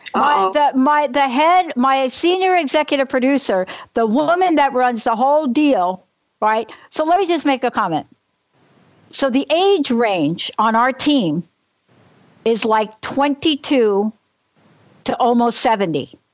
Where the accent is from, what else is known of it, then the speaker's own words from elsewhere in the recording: New York City, New York, United States; I'm a girl from the Bronx